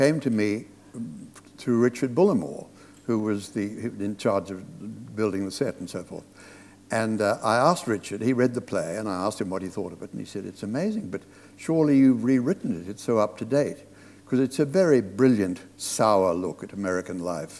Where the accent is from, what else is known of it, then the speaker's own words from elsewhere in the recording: Australia; moved away; I was brought up in Australia